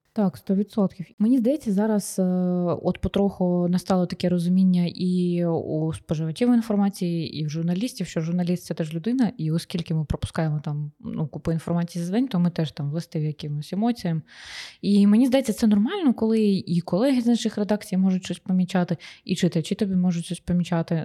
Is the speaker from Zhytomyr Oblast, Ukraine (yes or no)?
no; Sloviansk, Donetsk Oblast, Ukraine; я сама зі Сходу, зі Слов'янська